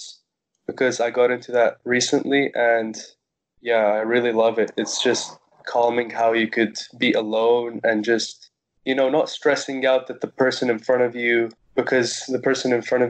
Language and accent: English; Cyprus; I was born in Cyprus